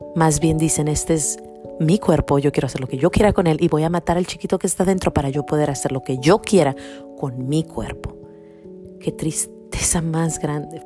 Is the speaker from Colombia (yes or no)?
no; Mexico; cuando yo era niña, unos, no sé, unos 10 eh, años, tenía unos 10 añitos, había en mi pueblo o en, o en México